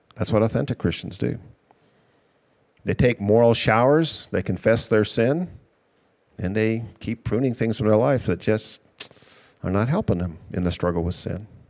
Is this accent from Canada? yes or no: yes; Canada; moved away; I'm from Canada